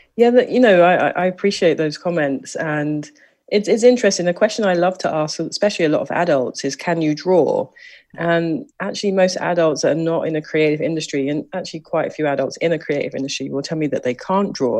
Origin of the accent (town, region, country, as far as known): London, United Kingdom; born or raised there; moved away